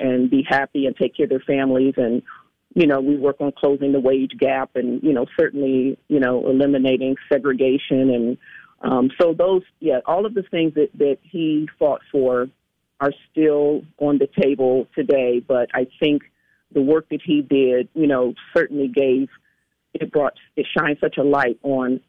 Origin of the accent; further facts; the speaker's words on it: Washington, District of Columbia, United States; I was born and raised in Washington, D.C.